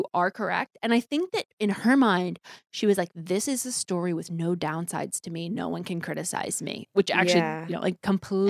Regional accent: Indiana, United States; She lives in Indiana, my home state.

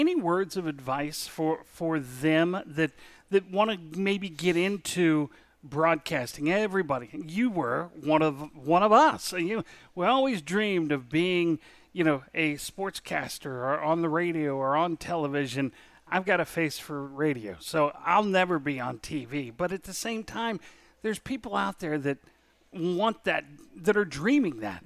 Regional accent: Falls Church, Virginia, United States; moved away; also born or lived in Eastern Shore; I grew up in Falls Church, Virginia.

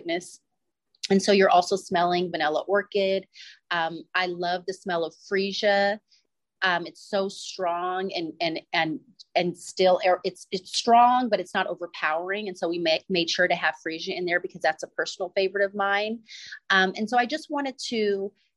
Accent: East Bay, Northern California, United States; I grew up in Northern California in the East Bay

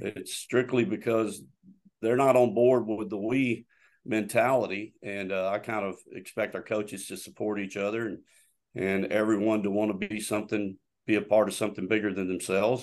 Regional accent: Florida, United States; moved away as an adult; also born or lived in Arkansas / North Georgia; I'm originally from Florida

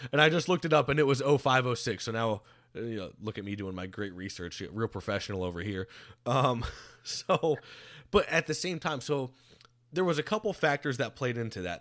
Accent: Florida, United States; growing up in Florida

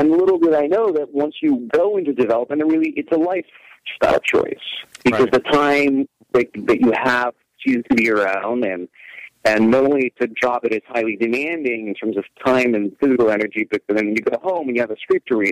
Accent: Russia; moved away as an adult; now in United States; I was originally born and raised in Russia, and just so happened that my first year in the United States was also my first year at USC

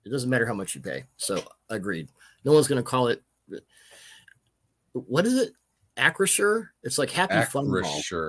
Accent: Denver, Colorado, United States; now in Seattle, United States; I grew up in Denver.

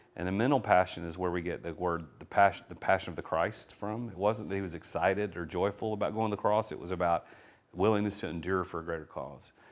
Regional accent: Nashville, Tennessee, United States; accent: Southern; I'm from Nashville, so my s, my Southern accent sometimes comes through

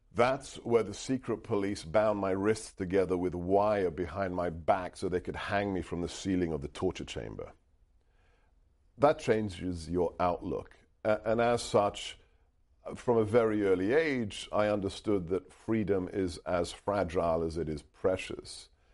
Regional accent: United Kingdom; first language Hungarian; English is a second language; now in United States; eventually settled in the U K, uh, and that's where I was born and raised

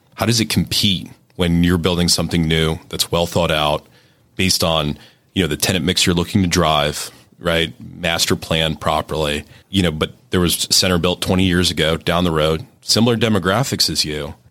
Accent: Pittsburgh, Pennsylvania, United States; accent: Yinzer

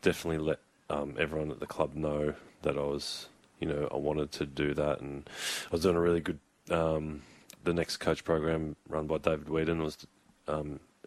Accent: Keilor, Victoria, Australia; we moved house in Keilor. I moved house across the road from the Keilor Footy Club, and then I started sneaking over and training

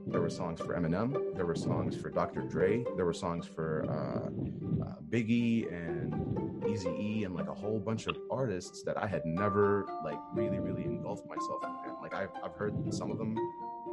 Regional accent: Jordan; moved away; also born or lived in California; my hometown

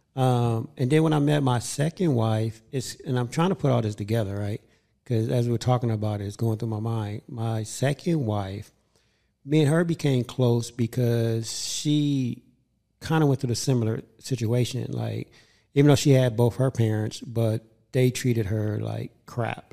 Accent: Los Angeles, California, United States; I grew up in South Central

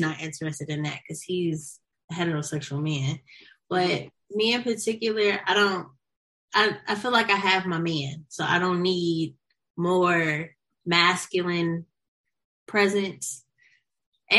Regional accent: St. Louis, Missouri, United States; now in Los Angeles, United States; I am from St. Louis, Missouri, but I live in Los Angeles, California

